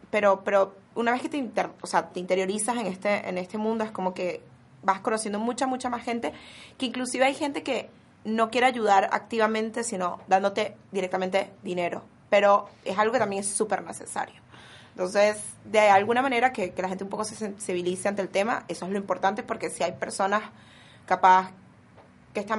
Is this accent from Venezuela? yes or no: yes; Venezuela; yo soy de Venezuela, como ya ustedes comentaron